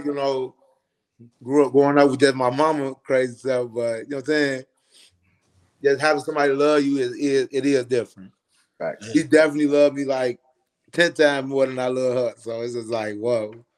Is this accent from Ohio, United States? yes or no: no; Chicago, Illinois, United States; moved away as an adult; now in Atlanta, United States; growing up on the West Side